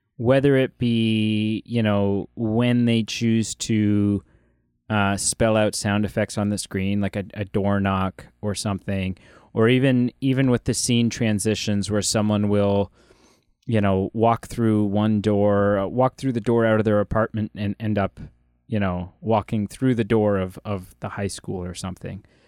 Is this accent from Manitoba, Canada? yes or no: no; Ontario, Canada; as a Canadian, um, and specifically as an Ontarian